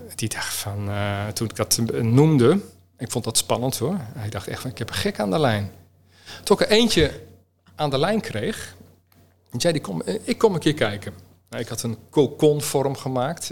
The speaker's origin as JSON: {"language": "Dutch", "region": "Utrecht", "country": "Netherlands", "said": "ik kom uit Utrecht"}